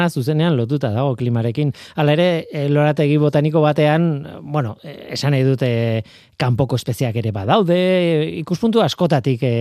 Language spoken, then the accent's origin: Basque; Basque Country, Spain; egia da, gipuzkoarra naiz, hemen e, gipuzko aldean ibili naiz gehien bat